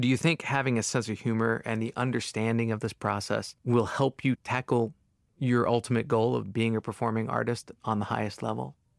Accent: Long Island, New York, United States; I'm also from Long Island

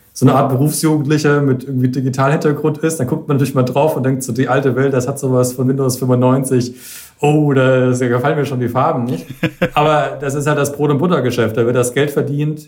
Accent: Franconia, Bavaria, Germany; in Franken zum Beispiel, wo ich herkomme

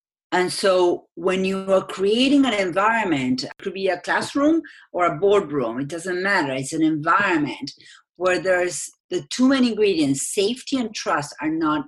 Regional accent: Argentina; English is a second language; moved away

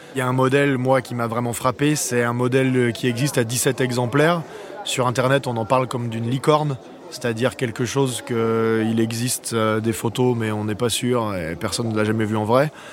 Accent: France; en tant que Français

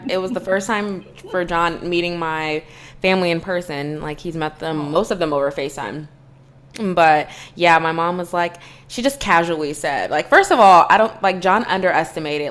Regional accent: Virginia, United States; we're both from Virginia

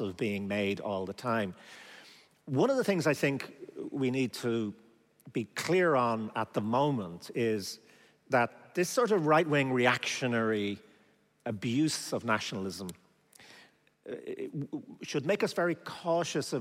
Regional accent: Ireland; I'm from Ireland

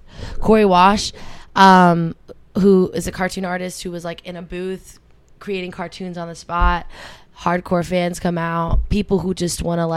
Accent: Berlin, Germany; People, I come from Berlin, right? I used to fucking ride the subway everywhere.

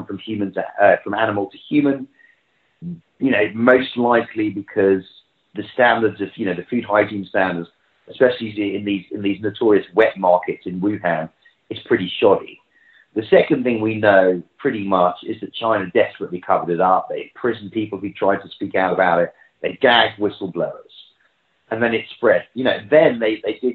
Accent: London, United Kingdom; that's my hometown, that's where I'm, home city, that's where I'm from

